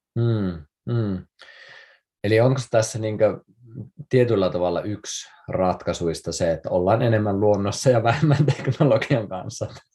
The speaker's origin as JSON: {"language": "Finnish", "town": "Kuusamo", "region": "North Ostrobothnia", "country": "Finland", "tie": "born or raised there", "said": "mä oon siis Kuusamosta kotoisin"}